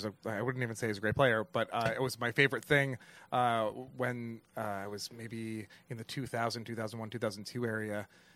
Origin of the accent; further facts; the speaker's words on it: Spotswood, New Jersey, United States; I'm from New Jersey. I'm from Spotswood, New Jersey, near New Brunswick, New Jersey, where the Rutgers Scarlet Knights exist.